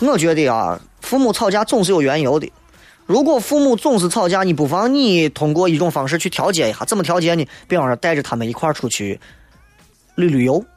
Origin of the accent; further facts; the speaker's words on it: Xi'an, Shaanxi, China; 我西安人